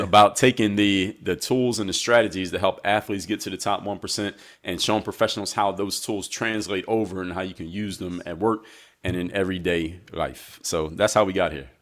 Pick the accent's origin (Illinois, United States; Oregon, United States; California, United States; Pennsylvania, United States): Pennsylvania, United States; Philadelphia; I'm from Philadelphia